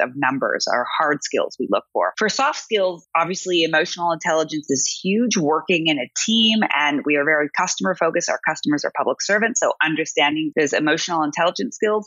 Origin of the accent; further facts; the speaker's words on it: Seattle, Washington, United States; now in Berlin, Germany; I'm from Seattle